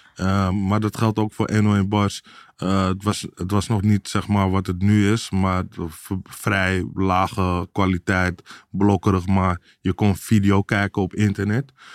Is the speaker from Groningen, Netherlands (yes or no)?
no; Amsterdam, North Holland, Netherlands; Ik kom uit Amsterdam Zuidoost, uh, eh, Belmer vroeger.